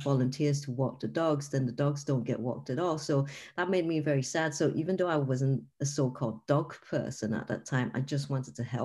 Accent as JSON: {"language": "English", "country": "Singapore", "moved": "as an adult", "lives_now": "Liverpool, United Kingdom", "said": "I'm based in Liverpool and I'm from Singapore originally, but now I'm based in the UK"}